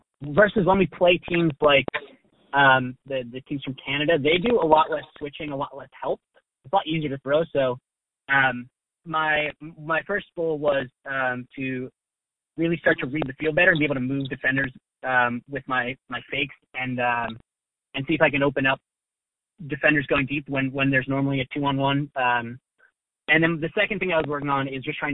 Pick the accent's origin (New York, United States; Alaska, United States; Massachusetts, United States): Massachusetts, United States; Boston; moved away; also born or lived in Philadelphia; I'm from the Boston area